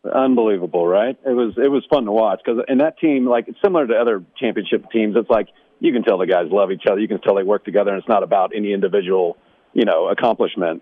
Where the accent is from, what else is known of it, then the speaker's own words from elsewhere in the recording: Overland Park, Kansas, United States; moved away; I grew up in Kansas City area